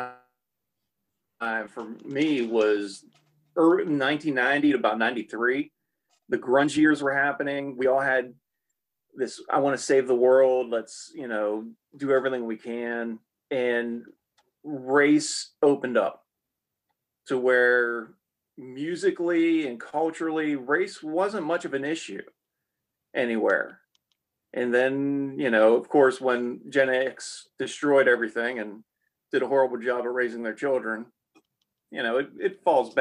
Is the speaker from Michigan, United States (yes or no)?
no; Ohio, United States; now in the South, United States; Growing up in Ohio, we had the Amish